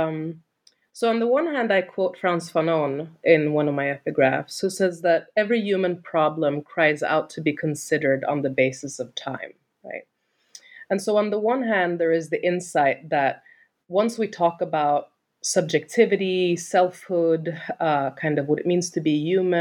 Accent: Sweden; moved away as an adult; I'm from Sweden originally

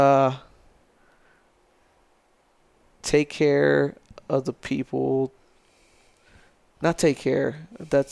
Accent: El Paso, Texas, United States; moved away as an adult; also born or lived in Florida; now in San Angelo, United States; I grew up in El Paso

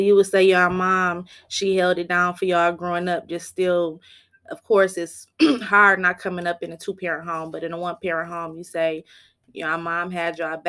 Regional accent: Flint, Michigan, United States; I'm from Flint, Michigan. I grew up on the north side as well.

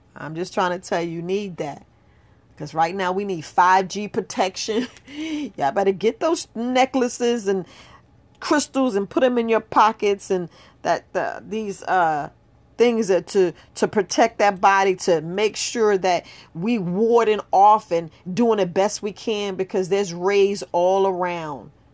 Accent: New York City, New York, United States; moved away as an adult; I grew up in New York. I grew up right there in the Bronx.

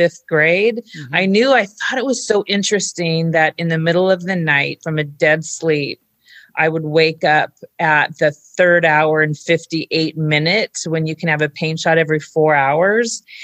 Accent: Orange County, California, United States; I grew up in Orange County, California, and I had a loving family.

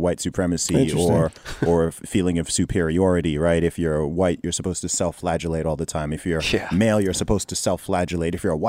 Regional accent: Saudi Arabia; I mean, I grew up in Saudi Arabia and I was in the Boy Scouts.

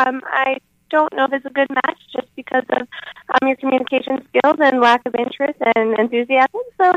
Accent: Astoria, New York, United States; I'm from Astoria.

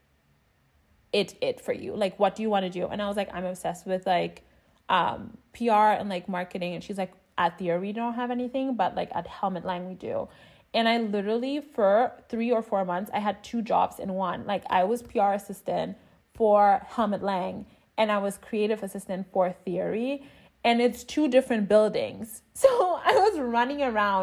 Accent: Berlin, Germany; moved away as an adult; also born or lived in New York City, United States; I'm originally from Berlin

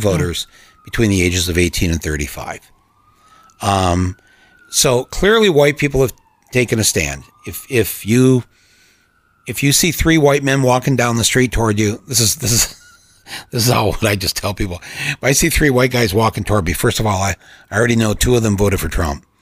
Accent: Flint, Michigan, United States; I was born in Flint, Michigan, but grew up in a mostly white area just outside the city

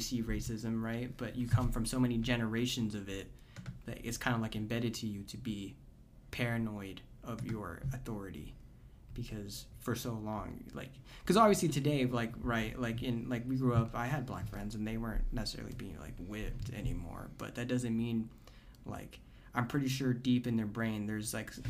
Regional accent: Orosi, California, United States; I grew up in Orosi, California

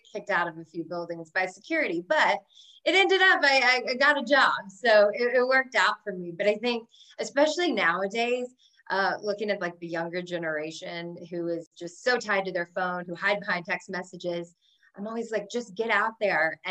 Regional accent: Alabama, United States; moved away as an adult; also born or lived in New York City; growing up in Alabama

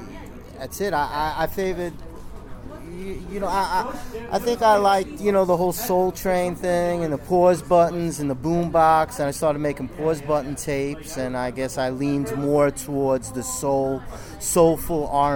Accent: Central Islip, New York, United States; also born or lived in Woodside, Queens; I was brought up in Long Island, Central Islip, Long Island.

